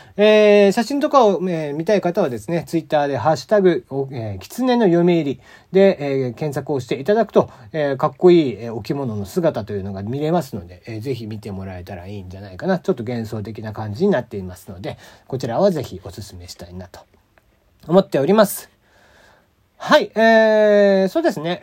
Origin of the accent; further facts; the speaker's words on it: Kagoshima, Japan; moved away; 僕の地元、鹿児島